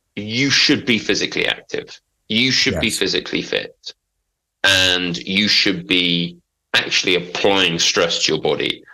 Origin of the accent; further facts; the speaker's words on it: London, United Kingdom; moved away; also born or lived in Norfolk / Manchester; I'm from Big Smoke